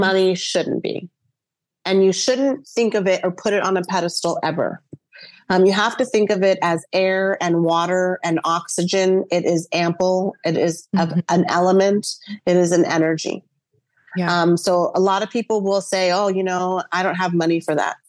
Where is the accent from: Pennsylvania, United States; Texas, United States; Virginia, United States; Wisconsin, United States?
Texas, United States; Dallas; now in St. Petersburg, United States; I was born in Dallas, Texas, but I currently live in St. Pete, Florida.